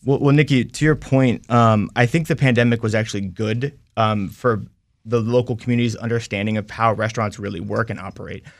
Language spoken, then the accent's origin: English; Sterling, Virginia, United States; now in Leesburg, United States; I'm from Sterling. I grew up there. I currently live in Leesburg right now.